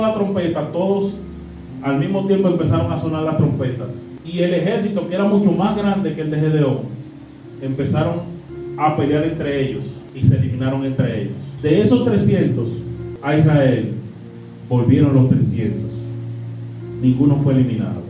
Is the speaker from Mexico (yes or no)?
no; Dominican Republic